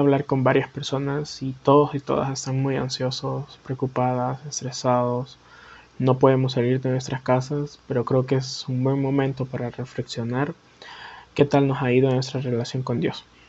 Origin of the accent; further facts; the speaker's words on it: Honduras; Soy de Honduras